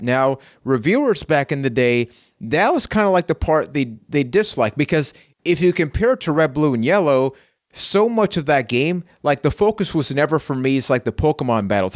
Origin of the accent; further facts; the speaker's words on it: Puerto Rico; I am from Puerto Rico.